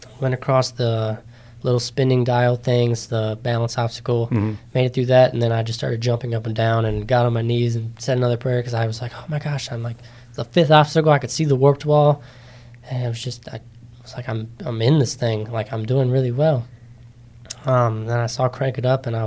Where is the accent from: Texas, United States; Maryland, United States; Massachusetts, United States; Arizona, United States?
Maryland, United States; Middletown; I'm from Middletown, smaller town, kind of kid